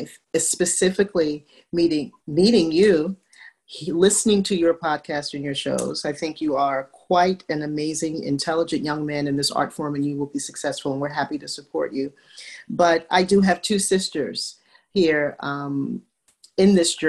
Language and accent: English; New York City, New York, United States; I grew up in New York City in Brooklyn